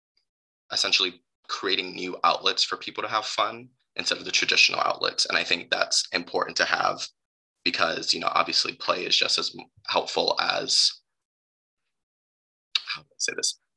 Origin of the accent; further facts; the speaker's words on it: New York City, New York, United States; moved away as an adult; now in Ann Arbor, United States; I am from New York City